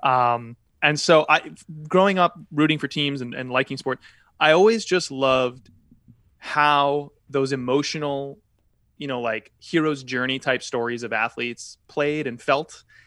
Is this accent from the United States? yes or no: yes; Connecticut, United States; I grew up in Connecticut